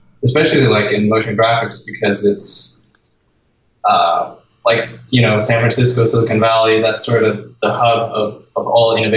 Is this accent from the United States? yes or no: no; Denmark; moved away as an adult; I'm from Denmark, and in Denmark you get money from the government to study